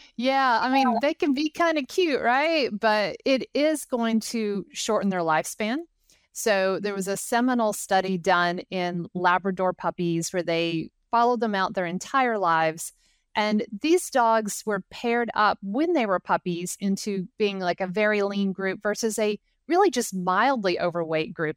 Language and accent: English; Knoxville, Tennessee, United States; I actually grew up about two miles from the campus